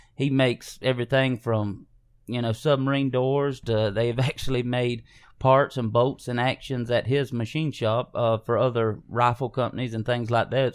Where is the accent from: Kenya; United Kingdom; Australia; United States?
United States; Hazlehurst, Georgia; we grew up here in South Georgia